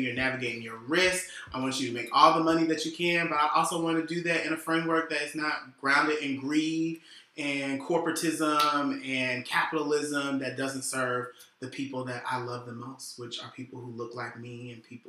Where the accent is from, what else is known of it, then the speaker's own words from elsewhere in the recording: Atlanta, Georgia, United States; also born or lived in Washington, D.C.; I grew up on the East Side, Zone 6. grew up on the East Side, product of DeKalb County Schools